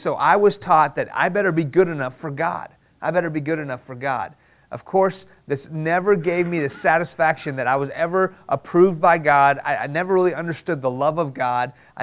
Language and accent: English; Houston, Texas, United States; English is a second language; also born or lived in Iran; I was born here in Houston, but when I was 2 years old, my family moved to Iran